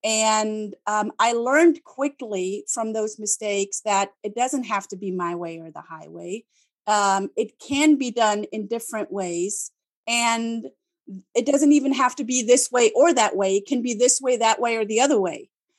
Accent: Germany; English is a second language; they're like, oh, you're German, but you don't sound like a German. And then I ask them, what do you want me to do? Do you want me to speak like a German in speaking English?

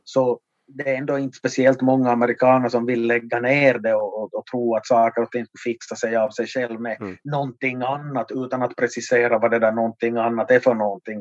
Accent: Vaasa, Ostrobothnia, Finland; min hemort här i Vasa

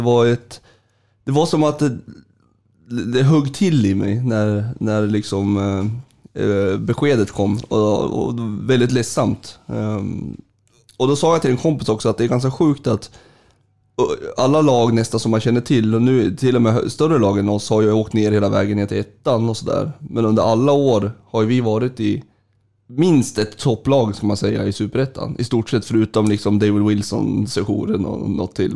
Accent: Sundsvall, Västernorrland County, Sweden; also born or lived in Gävle; jag, flyttade till Sundsvall, jag är född i Gävle. Eh, jag flyttade till Sundsvall när jag var eh, fem

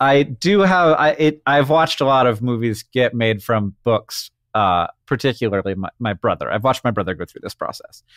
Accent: Orlando, Florida, United States; I grew up in Orlando, Florida

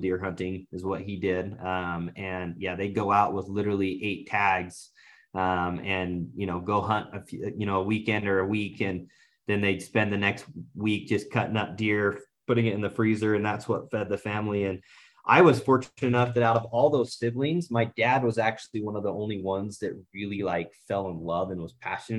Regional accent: Southeast Idaho, United States; growing up in Southeast Idaho

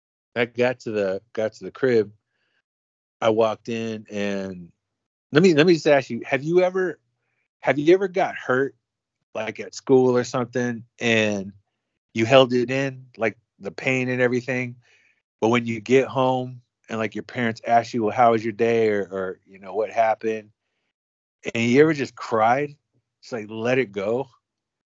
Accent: Oakland, California, United States; I'm a homeboy from Oakland. We homeboys from Oakland, born and raised

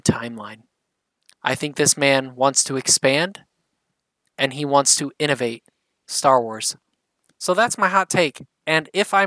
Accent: South Bend, Indiana, United States; accent: Midwestern; I come from South Bend, Indiana

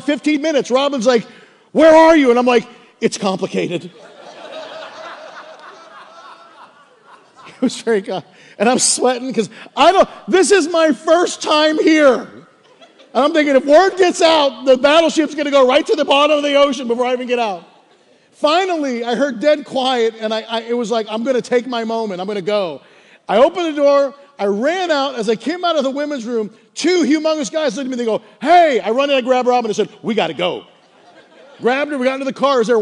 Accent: Pittsburgh, Pennsylvania, United States; moved away as an adult; now in Delaware, United States; I was from Pittsburgh

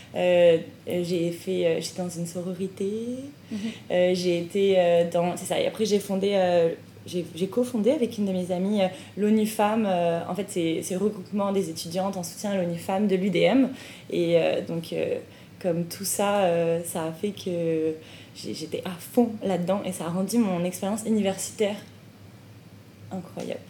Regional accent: France; moved away as an adult; now in Montreal, Canada; en tant que famille immigrante, bah on, est Des, on, est on est française

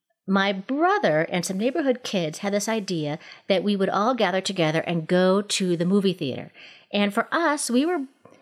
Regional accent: Minneapolis, Minnesota, United States; Where I grew up in Minneapolis with my two brothers and my little sister and our mother.

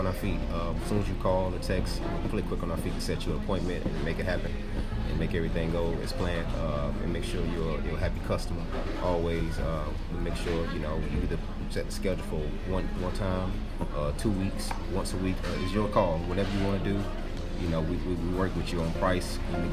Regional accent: Durham, North Carolina, United States; I'm from Durham, North Carolina

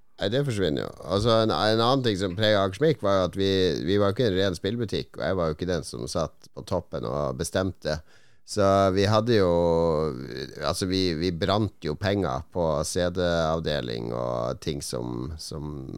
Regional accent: Norway; vi er fra Norge

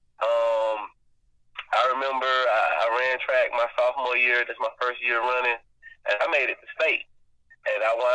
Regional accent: Camilla, Georgia, United States; I am from Camilla, Georgia. It's a small town, southwest Georgia

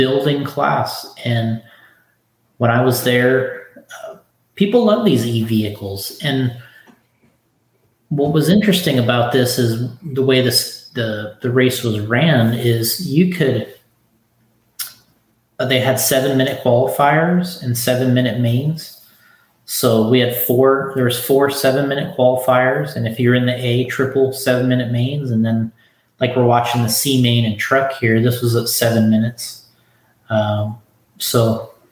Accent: Florida, United States; I'm from Florida

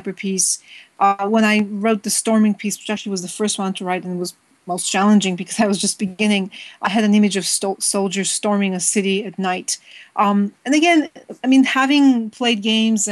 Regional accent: Bulgaria; moved away; I was growing up in Bulgaria

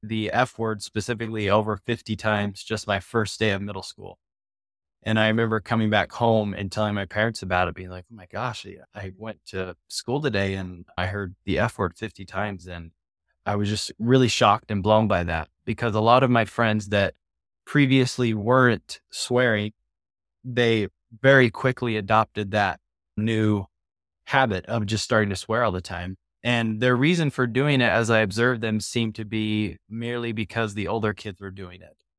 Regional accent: Southern California, United States; I grew up in Southern California is where I grew up

